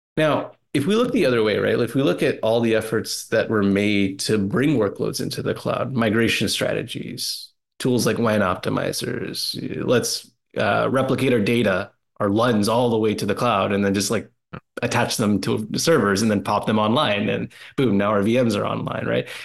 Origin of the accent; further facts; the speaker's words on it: Canada; I'm a Canadian too